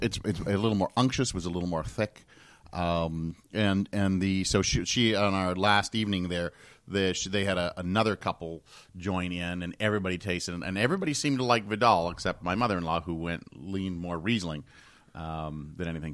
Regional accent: Canada; And I'm from Canada.

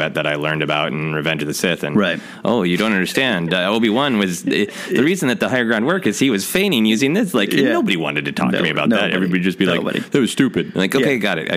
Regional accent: United States; I grew up in America

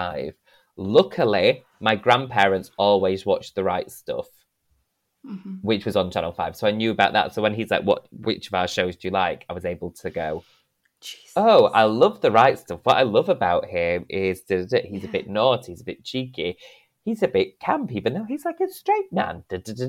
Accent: Denton, North West England, United Kingdom; accent: northern; I'm this boy from Denton

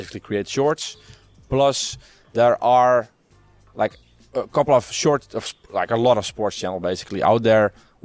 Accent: Netherlands; I'm from the Netherlands.

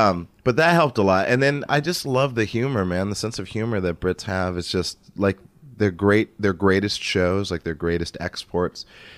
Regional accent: Montana, United States; moved away; I grew up in Montana.

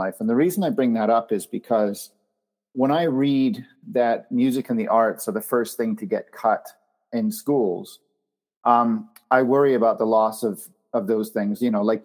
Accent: Canada; I grew up in Canada, and our school competed at Epcot Center in Florida

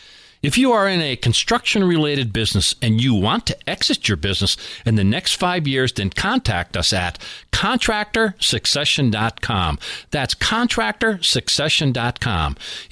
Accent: Scranton, Pennsylvania, United States; we are in my hometown of Scranton, Pennsylvania.

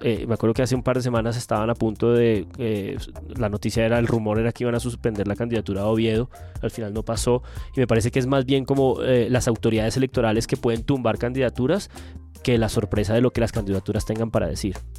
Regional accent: Bogotá, Colombia; Como maldito bogotano

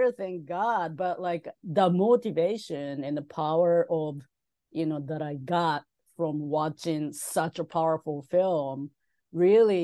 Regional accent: Tokyo, Japan; moved away as an adult; now in United States; When I was a kid, growing up in Tokyo

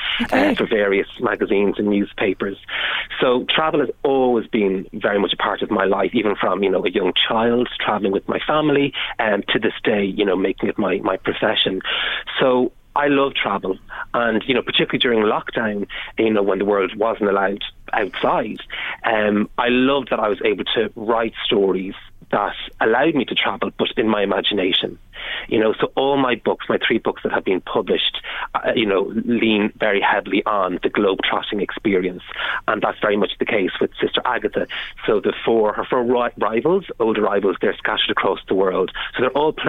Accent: Navan, County Meath, Ireland; my hometown of Navan

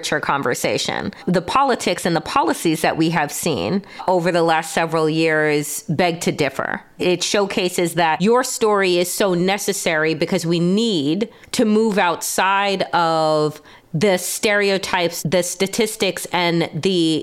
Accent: New York, United States; moved away; also born or lived in Washington, D.C.; I'm from New York, born and raised in New York, and then, you know, lived in D.C. and other places

